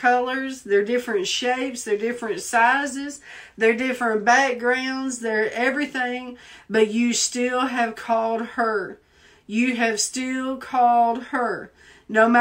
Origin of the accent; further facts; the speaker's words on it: the South, United States; accent: Southern; now in Washington, D.C., United States; people made fun of me because of my accent. Because I speak so Southern.